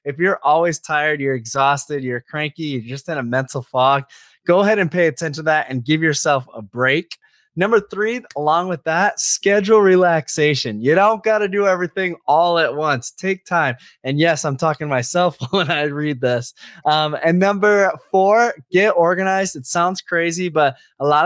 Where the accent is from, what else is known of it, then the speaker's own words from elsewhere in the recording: Chicago, Illinois, United States; moved away; also born or lived in Minnesota; I grew up in Chicago. I lived in Minnesota